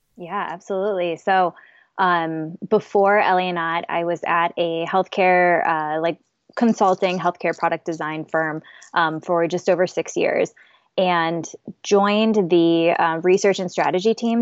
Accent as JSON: {"language": "English", "region": "South Dakota", "country": "United States", "moved": "yes", "lives_now": "Minneapolis, United States", "said": "live in Minneapolis. I'm originally from South Dakota"}